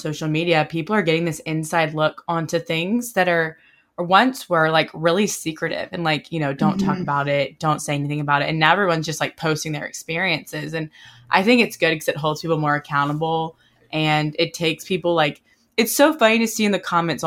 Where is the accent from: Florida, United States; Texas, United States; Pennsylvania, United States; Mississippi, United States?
Mississippi, United States; Oxford; growing up in Oxford and being from Oxford, going to Ole Miss